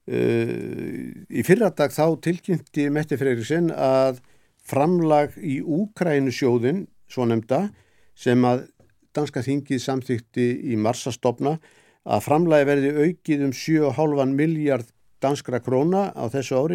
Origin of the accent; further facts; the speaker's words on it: Iceland; sem að við með okkar íslensku áherslum göllum náttúrulega Kataníu